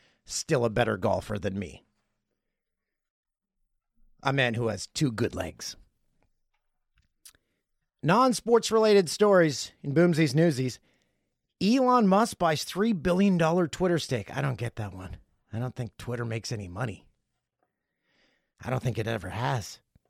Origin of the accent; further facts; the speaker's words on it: Peterborough, Ontario, Canada; Way down on the list is my hometown of Peterborough.